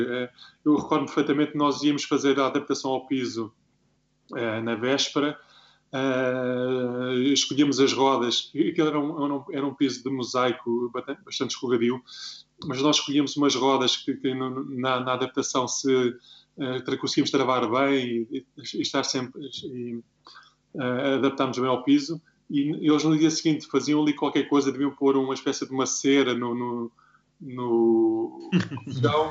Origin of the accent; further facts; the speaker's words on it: Paço de Arcos, Lisbon, Portugal; eu sou de Passo de Artes, é uma localidade realmente com muita tradição de hockey.